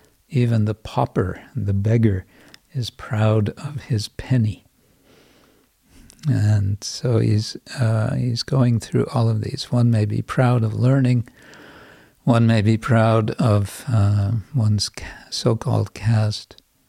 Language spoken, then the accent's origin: English; England, United Kingdom; Probably it's true everywhere, but I'm just aware from England, which has been, at least in the past, and certainly to a large extent today, been very class conscious.